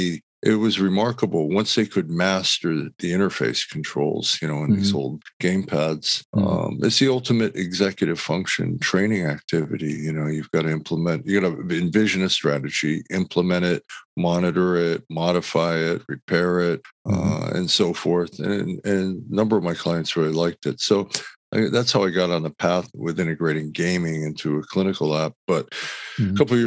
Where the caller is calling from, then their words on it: Los Angeles, California, United States; Oh, I'm in Los Angeles. Nice and warm weather.